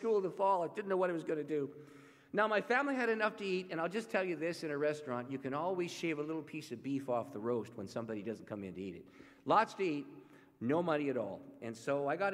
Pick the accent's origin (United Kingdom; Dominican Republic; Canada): Canada; St. Catharines, Ontario; I grew up just north of Niagara Falls. I'm a Canadian. And about 12 miles north of Niagara Falls is a city called St. Catharines.